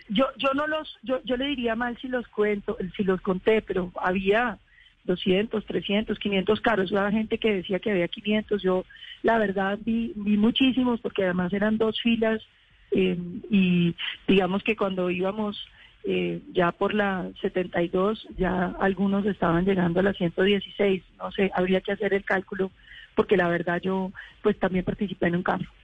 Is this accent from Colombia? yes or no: yes; Colombia; nosotros eh, como colombianos